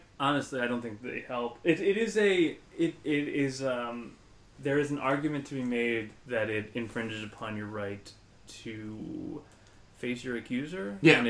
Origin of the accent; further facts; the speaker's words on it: Philadelphia, Pennsylvania, United States; I grew up in Northeast Philly, and like all of my neighbors were cops.